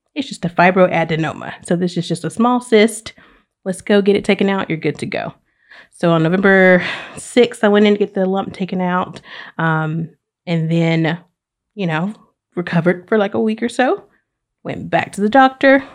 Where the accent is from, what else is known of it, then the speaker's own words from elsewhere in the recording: Oxford, Alabama, United States; moved away as an adult; now in Pensacola, United States; I am originally from Oxford, Alabama